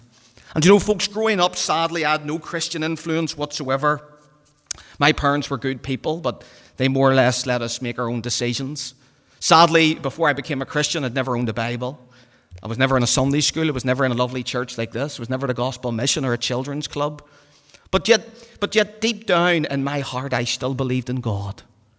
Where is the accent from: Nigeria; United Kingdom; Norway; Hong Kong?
United Kingdom; Belfast, Northern Ireland; And again, growing up in the Donegal Road, all the wee fellas running about the streets, everybody wants to play for Linfield.